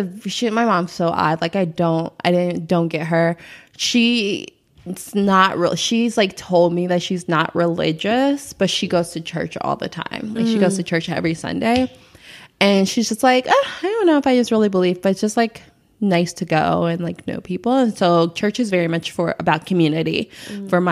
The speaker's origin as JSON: {"language": "English", "town": "Chicago", "region": "Illinois", "country": "United States", "tie": "born or raised there", "said": "I'm from the South Side of Chicago"}